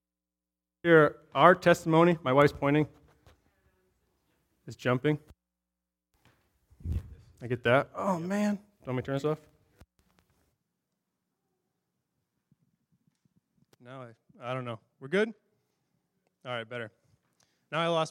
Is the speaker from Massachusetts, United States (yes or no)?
yes; Massachusetts, United States; moved away as an adult; also born or lived in Durham, Ontario, Canada; now in Canada; we're originally from Massachusetts. That's our home state